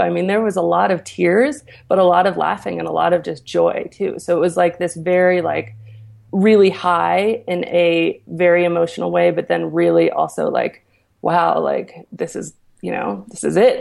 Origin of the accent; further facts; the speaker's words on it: Aspen, Colorado, United States; also born or lived in New York City; So I'm from Aspen, Colorado